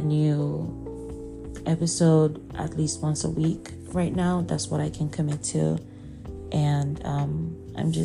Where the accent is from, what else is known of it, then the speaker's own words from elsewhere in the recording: Abia, Nigeria; moved away as an adult; now in United States; I'm from Abia State, Nigeria. I grew up in Nigeria, stayed there my whole life until I moved to the U.S. for college